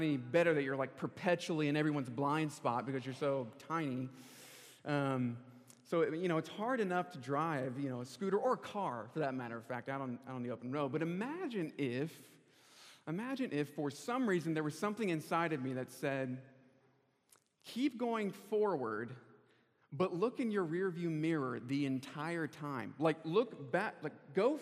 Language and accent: English; Charlotte, North Carolina, United States; moved away as an adult; also born or lived in California; I'm originally from Charlotte, North Carolina.